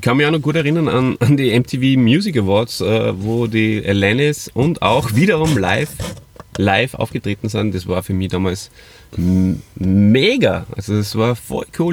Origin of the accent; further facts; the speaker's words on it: Hof and Salzburg, Austria; moved away; meine Friends aus meiner alten Heimat, äh, Hof und Salzburg